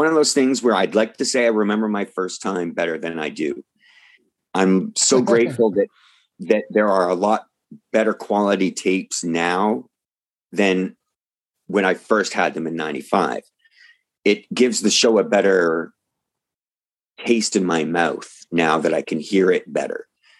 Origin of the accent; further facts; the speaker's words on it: Canada; So see, this is where being a Canadian fan and being somebody that was, you know, reticent about saying no to hopping in a car